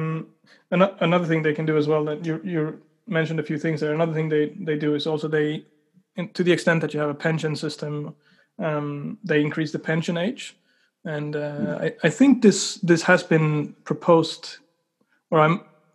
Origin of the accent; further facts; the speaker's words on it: Sweden; now in New Zealand; when I moved to New Zealand, because I come from Sweden